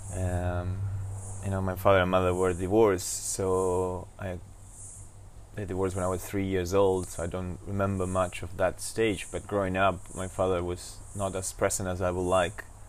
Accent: Buenos Aires, Argentina; I was born in Argentina in Buenos Aires

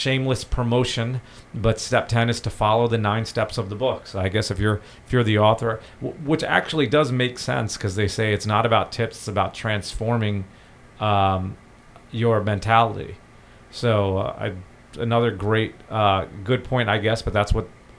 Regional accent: India; now in United States; I'm originally from India

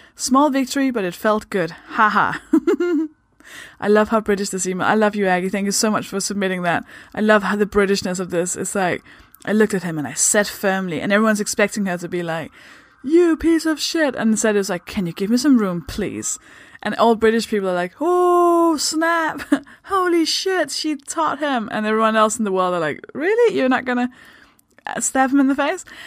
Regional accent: Denmark; English is a second language; moved away; I'm from Denmark. That should explain the accent.

